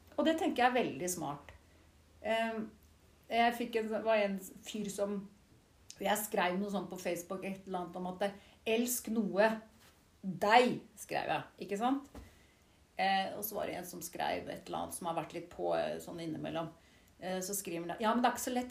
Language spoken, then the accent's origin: Norwegian; Siljan, Telemark, Norway; moved away as an adult; also born or lived in Skien / London / Oxford / Oslo; og så er jeg jo oppvokst i Siljan